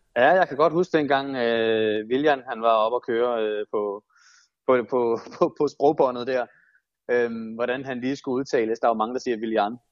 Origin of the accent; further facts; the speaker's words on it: Denmark; som, som danskere, på den måde, man udtaler det på